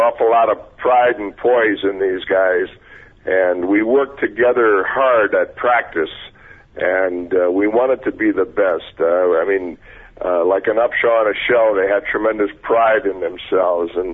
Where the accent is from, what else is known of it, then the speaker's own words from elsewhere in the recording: Wausau, Wisconsin, United States; moved away; also born or lived in Miami, Florida / Oakland, California; I'm a kid from Wausau, Wisconsin